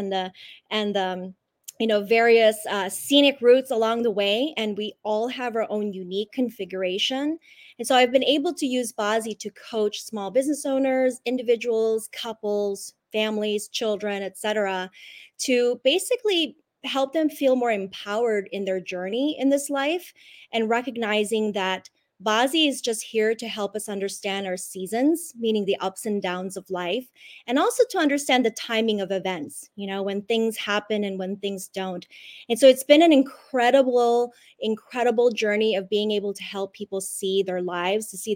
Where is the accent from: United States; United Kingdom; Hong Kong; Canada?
Hong Kong; moved away; I was born in Hong Kong, and feng shui is just sort of like the way of life there